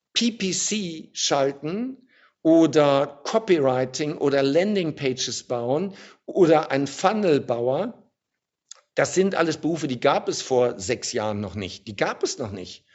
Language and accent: German; Germany; Als Deutscher